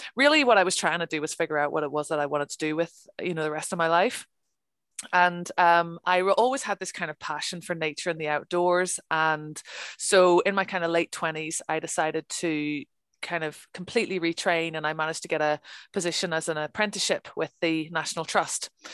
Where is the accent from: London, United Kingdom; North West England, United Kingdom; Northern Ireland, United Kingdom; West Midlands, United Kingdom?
Northern Ireland, United Kingdom; moved away as an adult; also born or lived in Birmingham, England; now in Scotland, United Kingdom; I grew up in Northern Ireland, um, and uh, I left when I was uh, 19 to go to university, and I studied archaeology um, in Birmingham